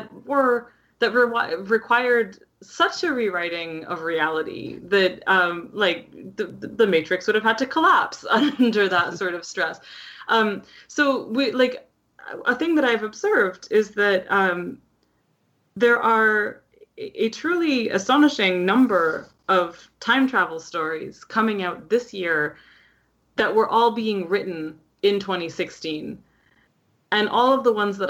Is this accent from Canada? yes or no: yes; Canada; as a Canadian